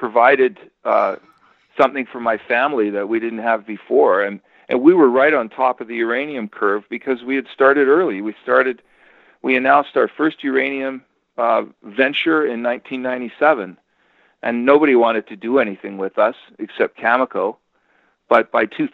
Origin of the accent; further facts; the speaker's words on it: Canada; Me being Canadian and our properties in Canada